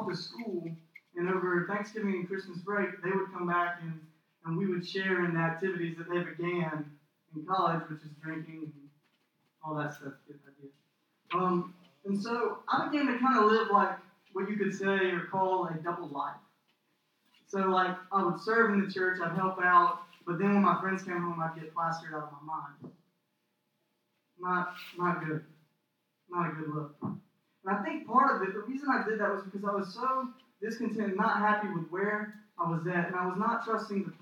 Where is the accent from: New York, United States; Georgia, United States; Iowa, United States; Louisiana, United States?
Georgia, United States; Cordele; moved away as an adult; I'm from Cordial, Georgia. And if you don't know where Cordial, Georgia is at, I would not be surprised, because it's a tiny little town